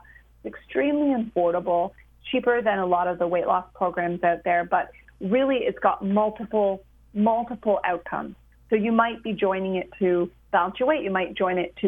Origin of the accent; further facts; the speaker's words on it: Canada; I'm a Canadian